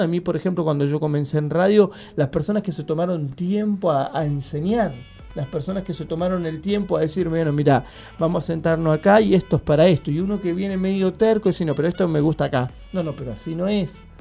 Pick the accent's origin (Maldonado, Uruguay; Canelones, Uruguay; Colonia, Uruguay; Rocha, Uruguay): Canelones, Uruguay; Santa Lucía; now in Montevideo, Uruguay; nosotros vivíamos en Santa Lucía